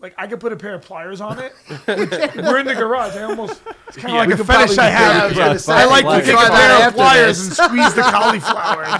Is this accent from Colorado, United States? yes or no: no; New York City, New York, United States; I grew up in Brooklyn. And in New York City, there's not much of a wrestling field.